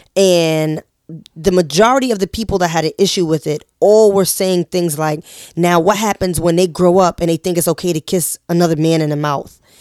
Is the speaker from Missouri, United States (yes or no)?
no; New York City, New York, United States; we're all from Harlem